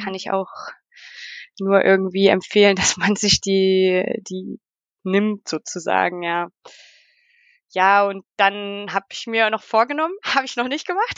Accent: Leipzig, Saxony, Germany; first language German; moved away as an adult; now in Valais, Switzerland; ich komme aus Leipzig und lebe äh, jetzt in der Schweiz, in der französischen Schweiz im schönen Wallis.

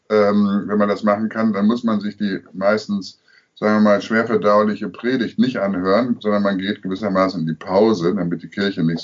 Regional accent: Münster, North Rhine-Westphalia, Germany; Also ich komme aus Münster, ja. äh, bekanntermaßen eine katholische Stadt. Ich bin auch katholisch äh, erzogen

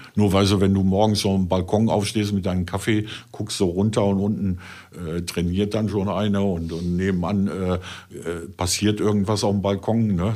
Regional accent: North Rhine-Westphalia, Germany; bei uns in NRW

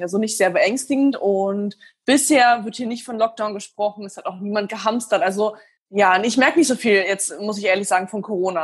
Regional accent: Berlin, Germany; moved away as an adult; now in Dubai, United Arab Emirates; ich bin in Berlin geboren, ich bin dort aufgewachsen

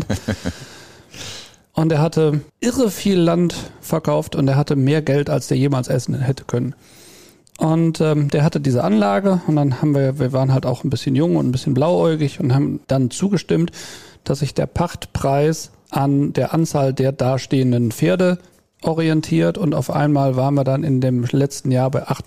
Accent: Rhineland, Germany; moved away as an adult; now in Bad Sassendorf, Germany; vom Rheinland nach Westfalen. Wir sind ja, wir sind ja Rheinländer eigentlich.

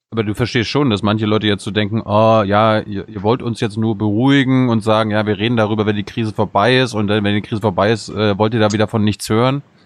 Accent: Germany; wir als Deutsche

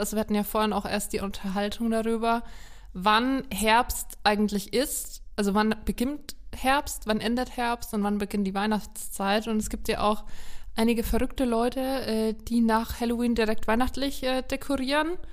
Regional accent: Haßberge, Bavaria, Germany; Ich komme aus der Ecke

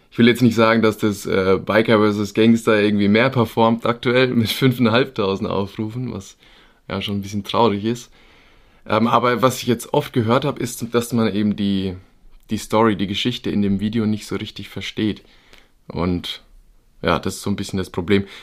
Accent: Bavaria, Germany; Ja, ich bin, wie du schon gesagt hast … ich komme ja aus der Gegend irgendwo zwischen Würzburg und Aschaffenburg.

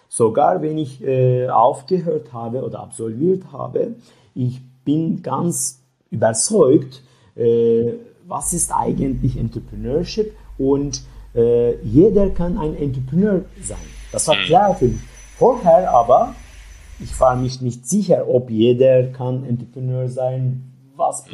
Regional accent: Turkey; German is a second language; moved away as an adult; also born or lived in Leipzig, Germany; now in Berlin, Germany; ich komme aus der Türkei

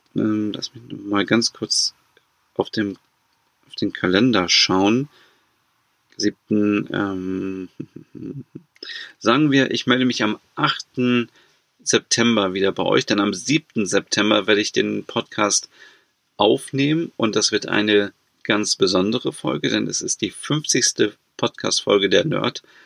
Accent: Germany; bei uns in Deutschland

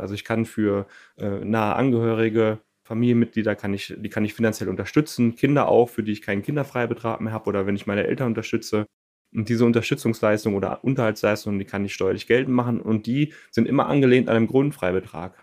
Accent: North Rhine-Westphalia, Germany; now in Cologne, Germany; Ich komme gebürtig vom Niederrhein, lebe aber seit vielen Jahren in der wunderschönen Stadt Köln

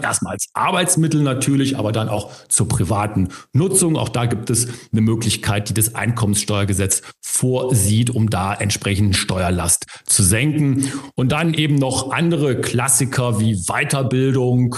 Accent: Germany; bei uns in Deutschland

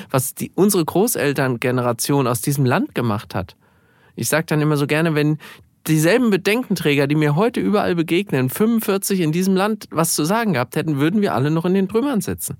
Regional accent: Gelnhausen, Hesse, Germany; Ich bin jetzt Stadtverordnetenvorsteher in meiner Heimatstadt Gelnhausen.

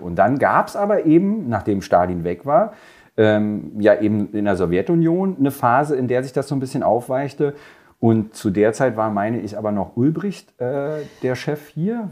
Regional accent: Germany; Wir sind beide in der DDR geboren.

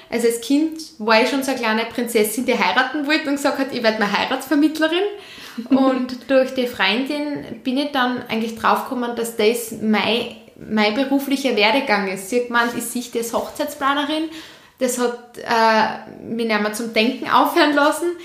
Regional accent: Leoben, Styria, Austria; also born or lived in Vienna; ich bin in Leoben geboren worden, bin mit 14 dann nach Wien gegangen auf eine Hotel- und Tourismusschule, habe dann gemerkt, dass das nicht meins ist, bin dann wieder zurück nach Leoben

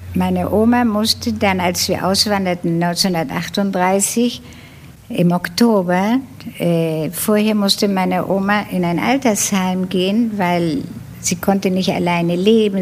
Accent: Buenos Aires, Argentina; also born or lived in Hamburg, Germany / Netherlands; Ich ging in die Pestalozzi-Schule in Buenos Aires und ich habe überhaupt erst richtig Deutsch in Argentinien gelernt

